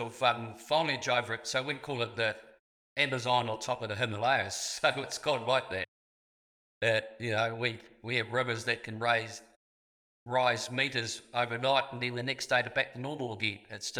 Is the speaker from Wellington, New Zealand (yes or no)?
no; Southland, New Zealand; I was born in Southland